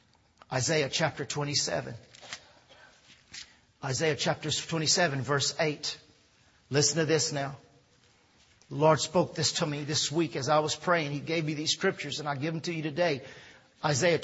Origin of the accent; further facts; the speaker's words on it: Louisiana, United States; also born or lived in Texas; I was born in Texas, raised here in Louisiana